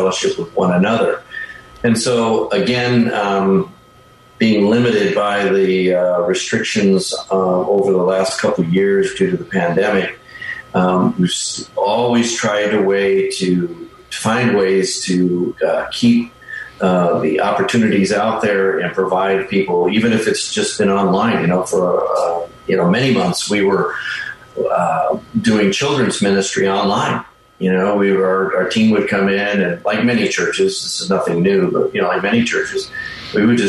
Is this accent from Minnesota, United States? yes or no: yes; Minnesota, United States; moved away as an adult; also born or lived in Western Nebraska / Bay Area, California; now in Vallejo, United States; we're originally from Minnesota